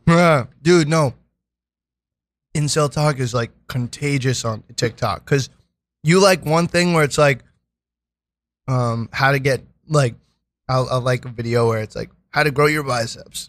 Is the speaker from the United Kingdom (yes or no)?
no; New York City, New York, United States; I'm from Brooklyn